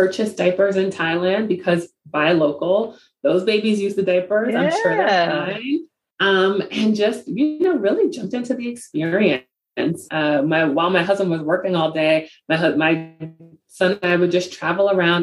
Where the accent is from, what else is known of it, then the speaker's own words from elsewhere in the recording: New York City, New York, United States; Growing up in the Bronx, I was a beneficiary of a lot of programs that helped inner city kids just see what's possible